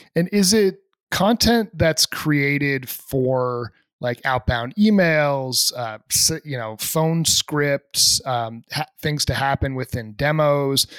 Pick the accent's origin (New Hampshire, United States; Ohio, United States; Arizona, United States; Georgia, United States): New Hampshire, United States; I'm from New Hampshire, which is only about, my house was like three hours from Montreal growing